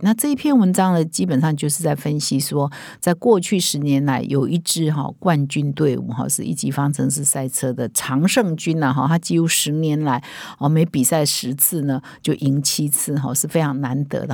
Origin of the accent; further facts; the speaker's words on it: Taiwan; 我们台湾人